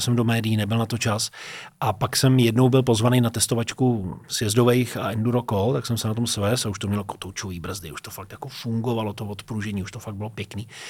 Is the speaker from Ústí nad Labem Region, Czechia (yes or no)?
yes; near Teplice, Ústí nad Labem Region, Czechia; moved away as an adult; also born or lived in Liberec; now in Prague, Czech Republic; jsem vyrůstal u Teplic v Čechách